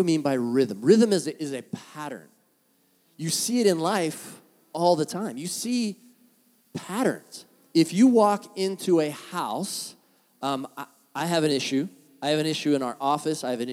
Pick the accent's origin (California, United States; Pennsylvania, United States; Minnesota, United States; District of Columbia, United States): California, United States; San Diego; moved away as an adult; now in Orange County, United States; being from San Diego